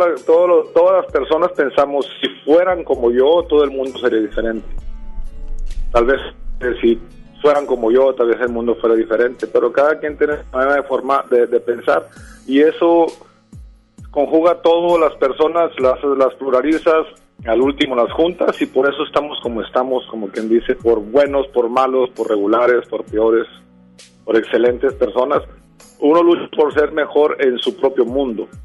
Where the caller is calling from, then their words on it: Juárez, Nuevo León, Mexico; De Juárez, Nuevo León.